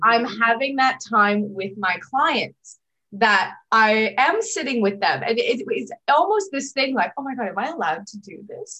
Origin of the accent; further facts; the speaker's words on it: Toronto, Ontario, Canada; now in Australia; I'm from Toronto originally, so not far from New York